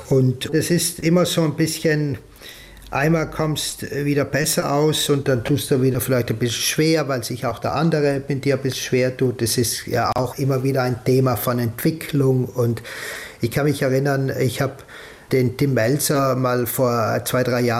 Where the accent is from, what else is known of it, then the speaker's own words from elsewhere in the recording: Trentino-Alto Adige, Italy; dann schreiben sie mir die Texte schon so wie ich sie als Südtiroler sagen würde.